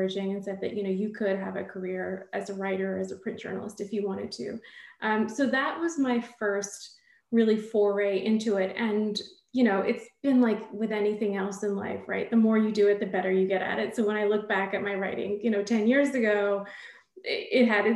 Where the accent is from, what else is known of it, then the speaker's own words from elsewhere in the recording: Southern California, United States; also born or lived in India / London; I grew up in Southern California, but I was born in India